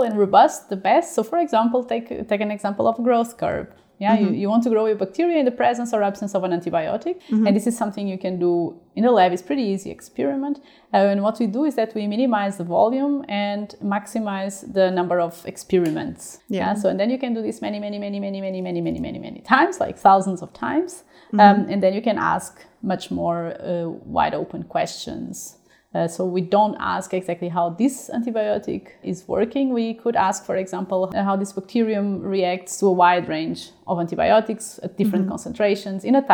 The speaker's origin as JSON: {"language": "English", "country": "Portugal", "also_born_or_lived": "Denmark", "moved": "as an adult", "lives_now": "Würzburg, Germany", "said": "I am originally from Portugal"}